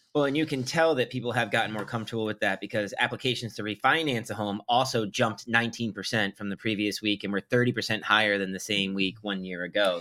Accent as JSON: {"language": "English", "town": "Old Saybrook", "region": "Connecticut", "country": "United States", "tie": "born or raised there", "said": "Old Saybrook, my hometown, Byron's now hometown, uh, the town that I grew up"}